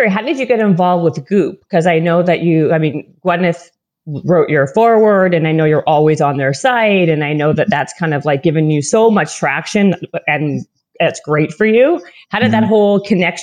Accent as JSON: {"language": "English", "town": "Winnipeg", "region": "Manitoba", "country": "Canada", "tie": "born or raised there", "also_born_or_lived": "Toronto, Canada", "moved": "yes", "lives_now": "Los Angeles, United States", "said": "I grew up in Winnipeg, Manitoba."}